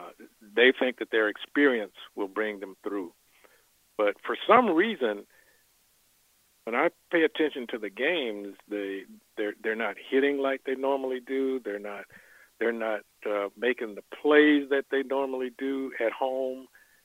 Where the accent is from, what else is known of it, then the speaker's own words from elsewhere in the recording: Fort Worth, Texas, United States; I'm from Fort Worth